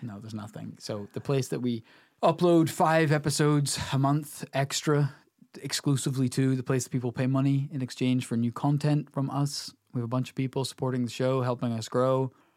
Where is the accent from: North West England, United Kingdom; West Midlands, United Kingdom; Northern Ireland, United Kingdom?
Northern Ireland, United Kingdom; we're here from Northern Ireland. You know, this is a rural country